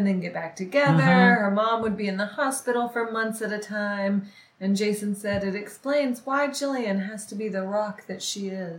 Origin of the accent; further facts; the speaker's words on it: the South, United States; accent: Southern; moved away; I would come back to the South and get a little bit more of a Southern accent.